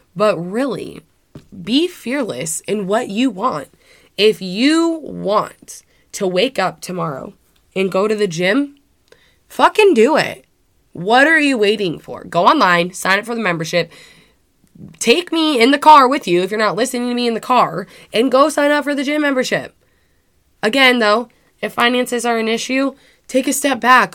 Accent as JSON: {"language": "English", "country": "United States", "said": "I am from Washington"}